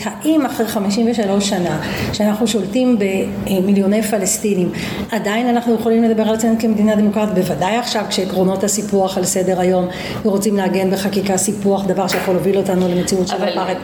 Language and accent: Hebrew; Petah Tikva, Central District, Israel; also born or lived in Vilnius, Lithuania / Givat Shmuel; נולדתי בווילנה, ברית המועצות לשעבר, ההורים שלי באו משם, הגענו למה שנקרא פרדס רובין, היום זה גבעת שמואל, אז היא הייתה מעברת עולים, ושנה אחרי הגענו לפתח תקווה, הגעתי לפתח תקווה בגיל חמש, מאז אני גרה בפתח תקווה